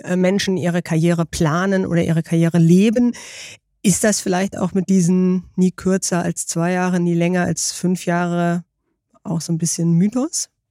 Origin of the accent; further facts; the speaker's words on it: Baltic coast, Germany; Ich bin an der Ostsee aufgewachsen